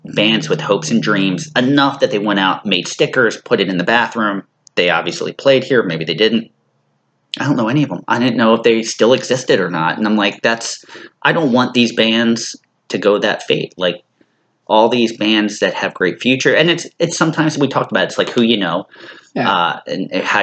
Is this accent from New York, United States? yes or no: no; Philadelphia suburbs, Pennsylvania, United States; Growing up in the Philly suburbs and living here my whole life